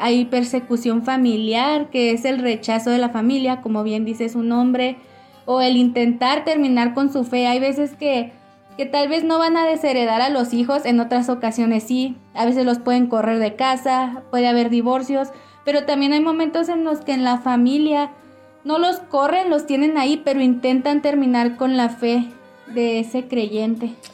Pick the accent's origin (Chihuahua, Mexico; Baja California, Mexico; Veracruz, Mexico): Chihuahua, Mexico; Ciudad Juárez; moved away as an adult; now in El Paso, United States; tenemos casi tres años de casados y somos originarios de Ciudad Juárez, Chihuahua.